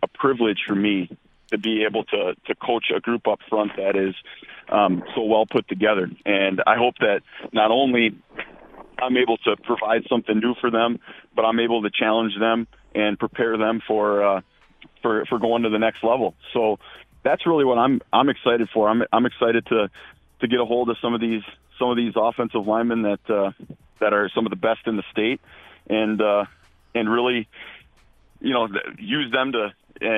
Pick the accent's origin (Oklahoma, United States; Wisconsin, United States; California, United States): Wisconsin, United States; Oshkosh; also born or lived in Rhinelander; I'm from Oshkosh originally